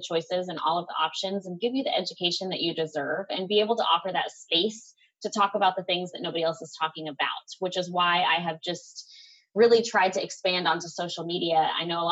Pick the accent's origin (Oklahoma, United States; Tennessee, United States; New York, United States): Tennessee, United States; I'm from Tennessee